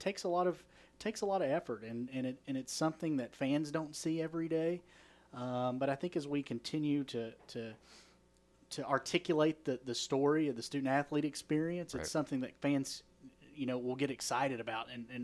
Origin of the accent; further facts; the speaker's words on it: Eastern Kentucky, United States; I grew up in Eastern Kentucky.